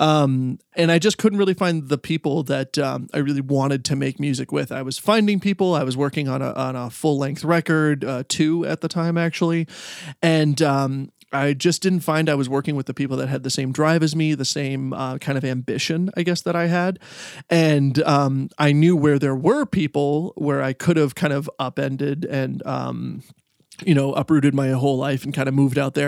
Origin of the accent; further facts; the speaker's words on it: Stratford, Ontario, Canada; now in Michigan, United States; I grew up in Stratford, Ontario, and now I live in uh, Michigan.